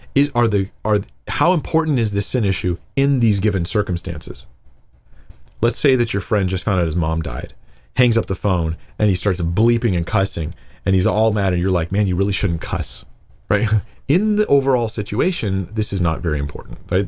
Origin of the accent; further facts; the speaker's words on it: United States; I'm, I'm American. I'm American, really